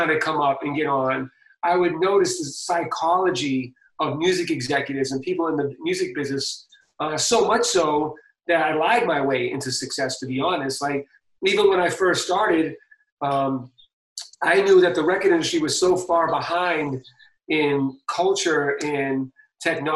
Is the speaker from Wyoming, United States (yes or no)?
no; Boston, Massachusetts, United States; I'm from Boston